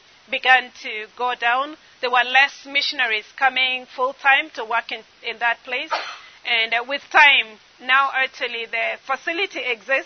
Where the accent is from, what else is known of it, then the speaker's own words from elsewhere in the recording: eastern Kenya, Kenya; growing up in Eastern Kenya